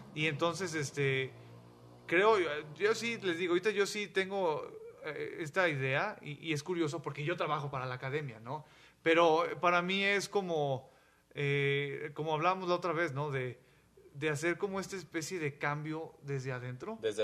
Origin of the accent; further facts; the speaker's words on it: Mexico; yo soy mexicano